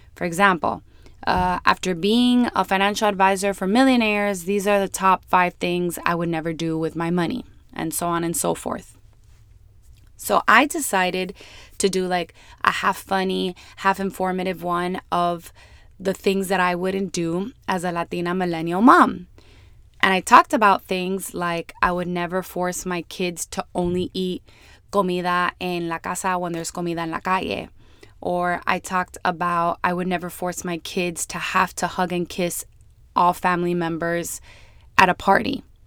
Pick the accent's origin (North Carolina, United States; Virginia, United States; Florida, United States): Florida, United States; Miami; born and raised in Miami